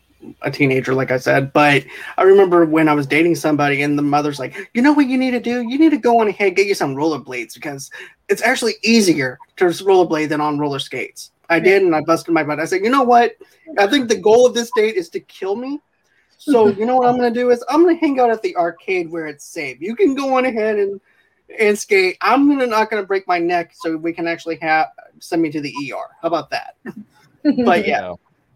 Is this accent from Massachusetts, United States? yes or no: yes; Boston, Massachusetts, United States; now in Mississippi, United States; I'm actually originally from Boston as well